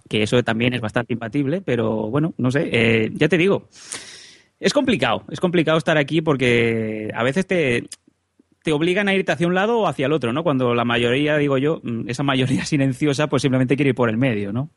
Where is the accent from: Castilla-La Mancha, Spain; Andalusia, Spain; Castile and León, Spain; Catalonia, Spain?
Catalonia, Spain; siendo catalán